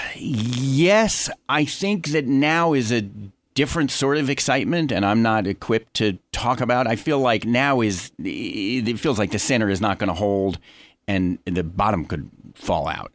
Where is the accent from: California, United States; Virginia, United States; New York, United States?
New York, United States; I'm a New Yorker, lifelong, born and bred.